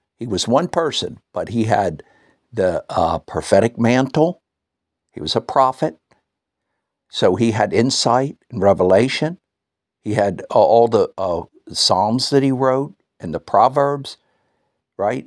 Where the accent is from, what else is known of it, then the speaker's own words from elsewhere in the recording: United States; now in New Zealand; being an American